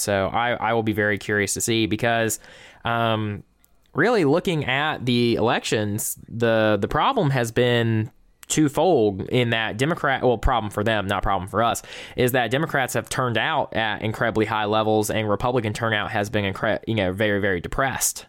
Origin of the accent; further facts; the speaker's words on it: South Georgia, United States; I am from South Georgia.